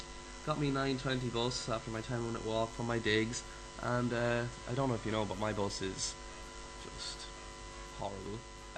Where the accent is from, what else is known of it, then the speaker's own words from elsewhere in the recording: Cavan, Ulster, Ireland; from Cavan.